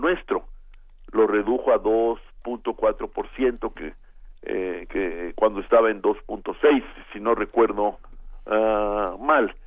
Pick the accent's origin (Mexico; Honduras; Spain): Mexico